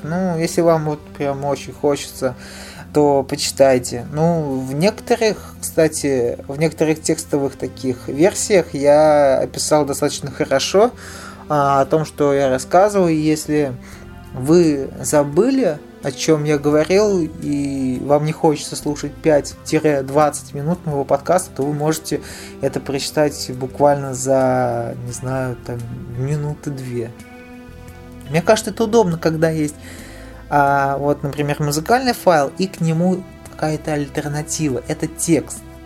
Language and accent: Russian; Nizhny Novgorod, Nizhny Novgorod Oblast, Russia; я в Нижнем Новгороде живу